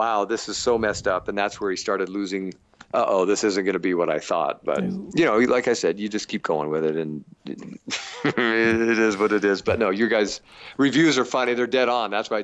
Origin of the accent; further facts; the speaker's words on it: Portland, United States; Portland, my hometown